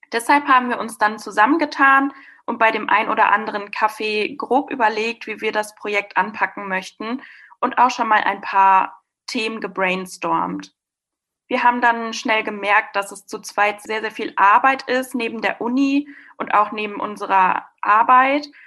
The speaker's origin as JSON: {"language": "German", "town": "Westkirchen", "region": "North Rhine-Westphalia", "country": "Germany", "lives_now": "Münster, Germany", "said": "Ich komme gebürtig auch nicht aus Münster, ich komme aus Westkirchen, was ein sehr kleines Dorf ist"}